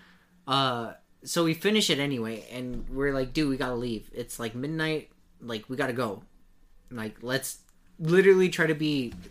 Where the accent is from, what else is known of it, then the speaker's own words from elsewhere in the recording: Texas, United States; as a Texan